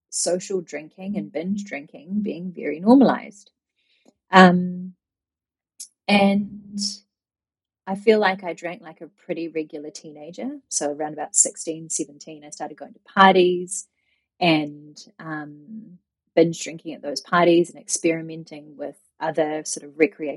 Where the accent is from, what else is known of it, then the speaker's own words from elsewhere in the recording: New Zealand; moved away as an adult; also born or lived in Japan; growing up in New Zealand, I had a very social upbringing